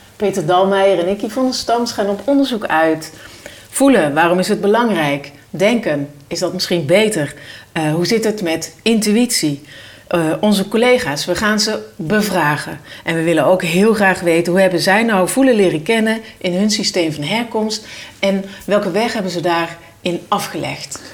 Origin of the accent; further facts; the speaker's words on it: Oisterwijk, North Brabant, Netherlands; Want ik ben geboren in Oosterwijk